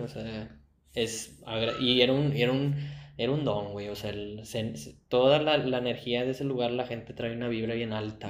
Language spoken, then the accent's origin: Spanish; Mexico; nosotros en México, güey, le abrimos los brazos a los de afuera